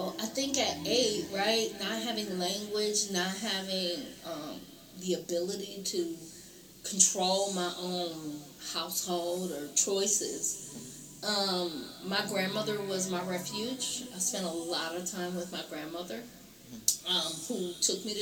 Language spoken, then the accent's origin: English; Flint, Michigan, United States; I was born and raised in Flint, educated through the Flint Community Schools. I'm a Flint alum. Grew up right here